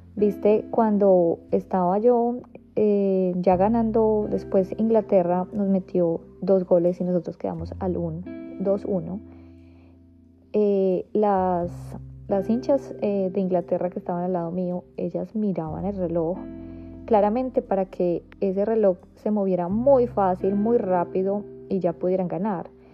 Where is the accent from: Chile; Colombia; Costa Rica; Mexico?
Colombia; moved away; somos colombianos